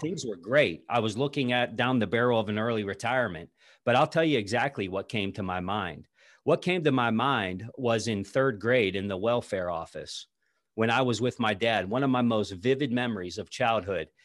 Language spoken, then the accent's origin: English; south of Pittsburgh, southwestern Pennsylvania, United States; I grew up in southwestern Pennsylvania, just south of, uh, the city of Pittsburgh